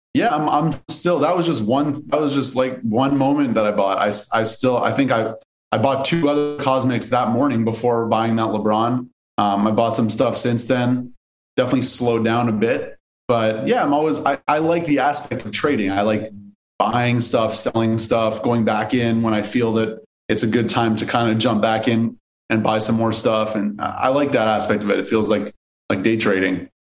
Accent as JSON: {"language": "English", "town": "Montreal", "region": "Quebec", "country": "Canada", "moved": "yes", "lives_now": "Los Angeles, United States", "said": "I'm originally from Canada, from Montreal. I live in LA now"}